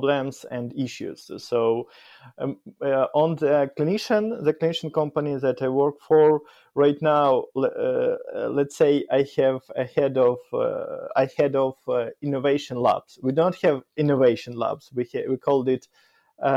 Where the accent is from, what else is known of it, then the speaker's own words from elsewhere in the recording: Kyiv, Ukraine; English is a second language; I grew up in Kyiv, in the capital of Ukraine, in the heart of the Kyiv